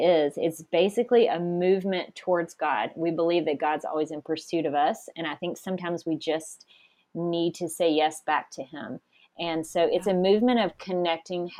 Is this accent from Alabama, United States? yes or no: yes; Birmingham, Alabama, United States; moved away as an adult; now in Redding, United States; We were born and raised in Birmingham, Alabama, but we moved to Redding about a year ago